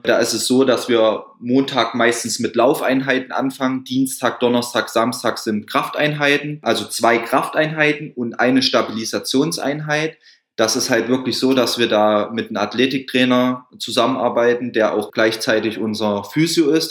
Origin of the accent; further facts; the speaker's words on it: Thuringia, Germany; bei uns in Thüringen